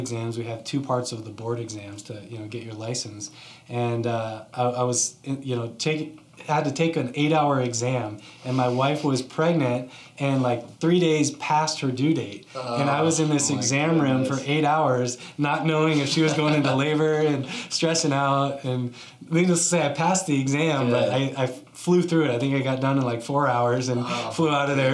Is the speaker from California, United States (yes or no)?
no; Scottsdale, Arizona, United States; also born or lived in Virginia / Colorado; I actually was born in Virginia, but was raised out here. Grew up in Scottsdale. I've been here since I was two, so consider myself a native